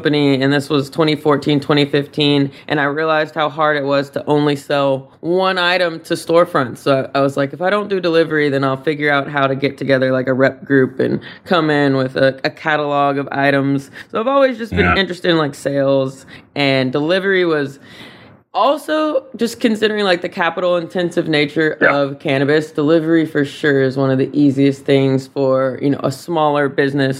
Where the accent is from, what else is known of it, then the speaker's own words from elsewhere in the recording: Nashville, Tennessee, United States; moved away as an adult; now in California, United States; I'm from Nashville originally